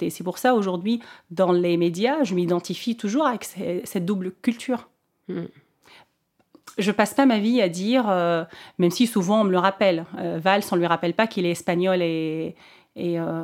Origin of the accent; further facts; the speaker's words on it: Tunisia; elle se rend compte que je suis tunisienne, donc on commençait à parler en, en arabe.